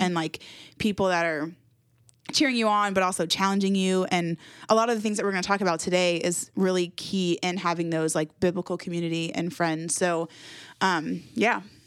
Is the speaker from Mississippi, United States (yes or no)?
no; Jacksonville, Florida, United States; moved away as an adult; now in Winston-Salem, United States; I was born and raised in Jacksonville, Florida.